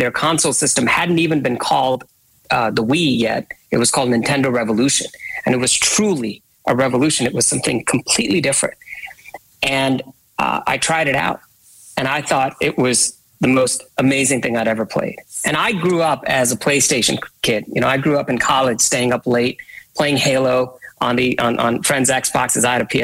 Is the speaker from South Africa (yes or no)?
no; India; I was born and raised in India.